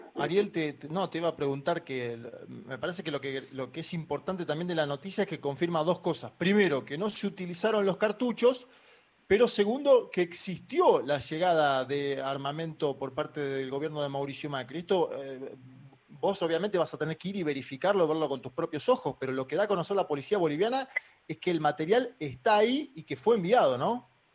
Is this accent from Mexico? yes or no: no; Argentina; nuestro país